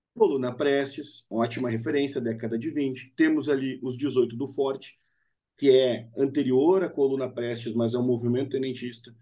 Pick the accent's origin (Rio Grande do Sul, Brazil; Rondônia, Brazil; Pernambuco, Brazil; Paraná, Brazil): Rio Grande do Sul, Brazil; Nós três somos gaúchos